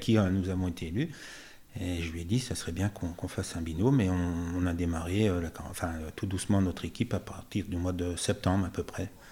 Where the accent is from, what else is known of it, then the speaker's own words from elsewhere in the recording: Chablais, Auvergne-Rhône-Alpes, France; also born or lived in Morzine / Thonon-les-Bains; mes arrière-grands-parents avaient acheté un commerce au Jetis, donc l'hôtel-restaurant euh, euh, Beau. Ah donc j'ai passé toute mon enfance au Jetis